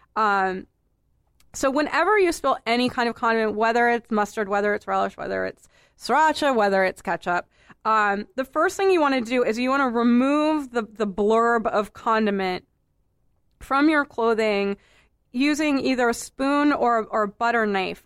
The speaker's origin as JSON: {"language": "English", "town": "Boston", "region": "Massachusetts", "country": "United States", "tie": "born or raised there", "said": "I'm a native of Boston proper. I grew up in Boston proper"}